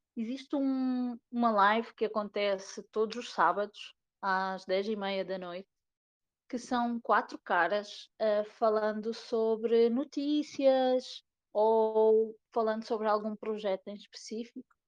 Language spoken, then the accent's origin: Portuguese; Portugal; moved away as an adult; also born or lived in Ceará, Brazil; eu sou da Terrinha, mas eu sou muito brasileira também, porque eu, uhum. em 2012, eu imigrei para o Brasil, tive quase cinco anos no Brasil